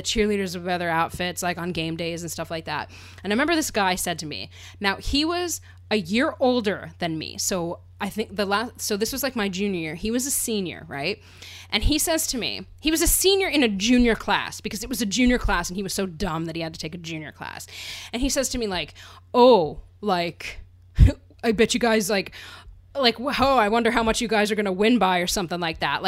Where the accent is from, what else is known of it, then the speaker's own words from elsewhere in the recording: Pennsylvania, United States; growing up in Pennsylvania.